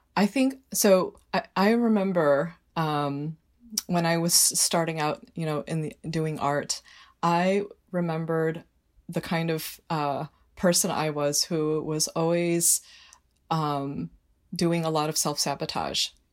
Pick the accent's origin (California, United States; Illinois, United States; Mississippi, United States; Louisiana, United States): Illinois, United States; Northbrook; now in Trumbull, United States; one of very few minorities, like, in my class growing up in Northbrook, Illinois